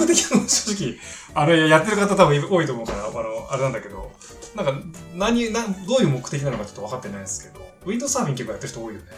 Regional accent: Miura, Kanagawa, Japan; moved away as an adult; also born or lived in Tokyo / Hokkaido; 私たちは2人とも神奈川県の三浦市で育った幼馴染同士

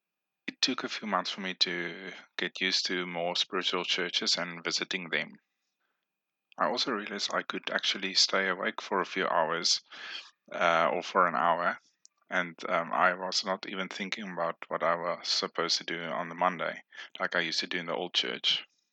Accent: Namibia; born there; I was born in Namibia in the 1980s.

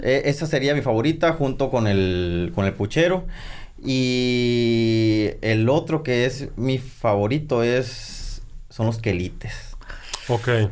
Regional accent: San Pedro de la Cueva, Sonora, Mexico; soy originario de San Pedro de la Cueva, la capital del mundo

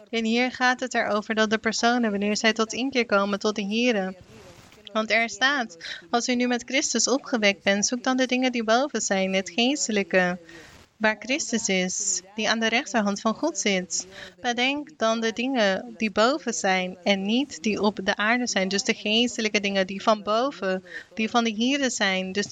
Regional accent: Ecuador; Ik kom uit Ecuador. En ik hoop op een dag dat wij daar ook een regering zullen hebben

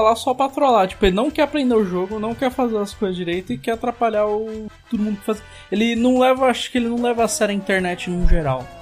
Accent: Brazil; sou brasileiro

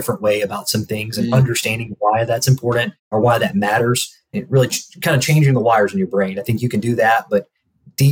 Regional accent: Alabama, United States; moved away as an adult; also born or lived in Nashville, Tennessee; now in Indianapolis, United States; I grew up in Alabama

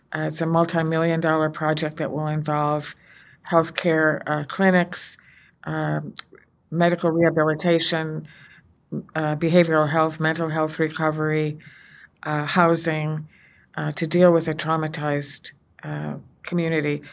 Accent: United States; as an American, as a woman of faith

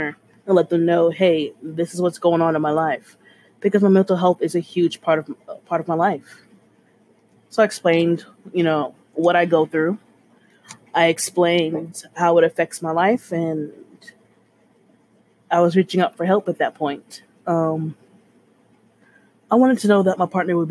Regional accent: Texas, United States; I'm a Texan in my late 20s

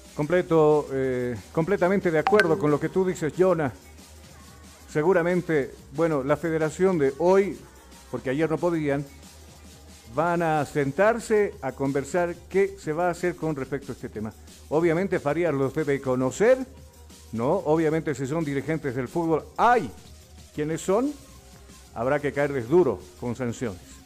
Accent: La Paz, Bolivia; la ciudad de La Paz, más conocido como la ciudad de los teleféricos, la ciudad de los Pumas Cataris, por supuesto que adornan esta hermosa y bella ciudad donde uno se siente bastante orgulloso por haber nacido en una tierra tan bendita

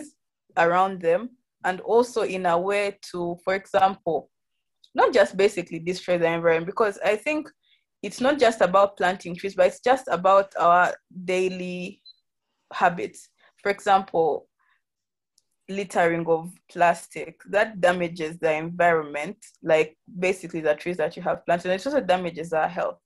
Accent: Uganda; also born or lived in Kampala; I'm from Uganda. I currently live in Kampala

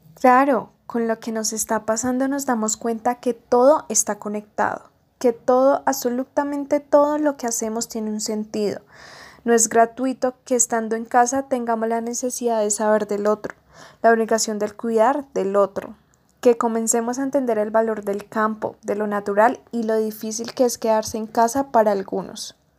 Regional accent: Colombia; así somos los colombianos

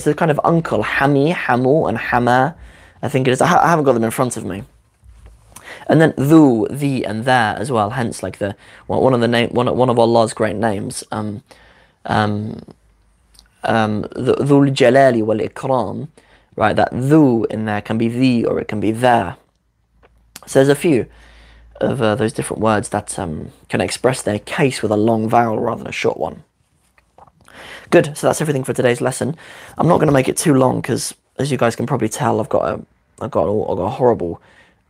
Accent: London, United Kingdom; Ami London take aschi

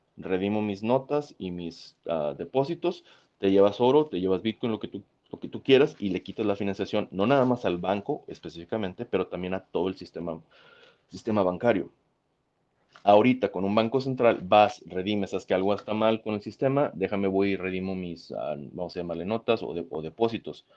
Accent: Monterrey, Nuevo León, Mexico; moved away; yo vengo de Monterrey, donde crecí, en México

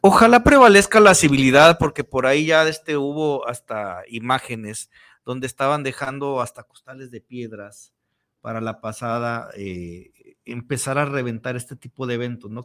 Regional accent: Mexico; somos hermanos mexicanos

